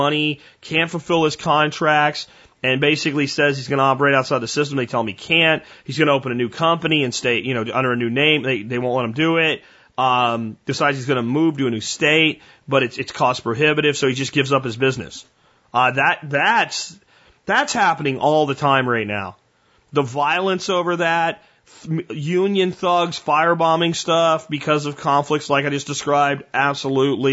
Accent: Texas, United States; as a Texan

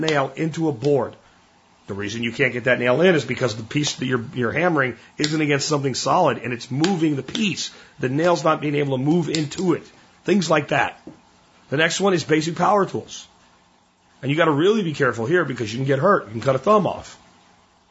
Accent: Texas, United States; Growing up in Texas

